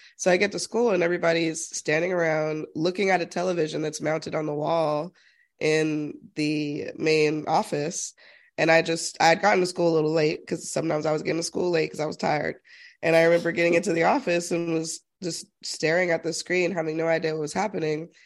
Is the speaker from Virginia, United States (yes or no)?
no; Utah, United States; growing up in Utah as an extreme minority.